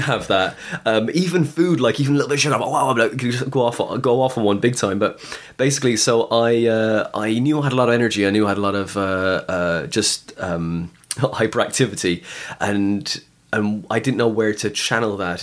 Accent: West Cork, Munster, Ireland; also born or lived in Skibbereen; I'm from West Cork

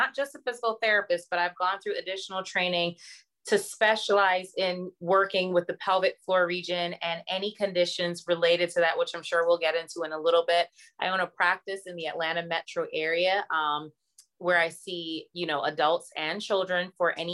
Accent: Barbados; moved away; I'm originally from Barbados.

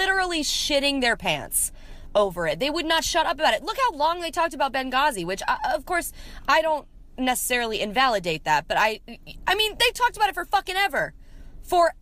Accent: Columbia, Maryland, United States; now in Nashville, United States; from Columbia, Maryland. I also live in Nashville, Tennessee

